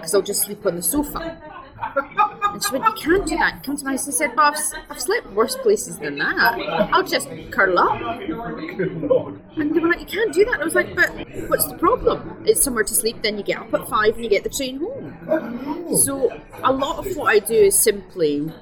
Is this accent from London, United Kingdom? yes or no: no; Scotland, United Kingdom; we're Scottish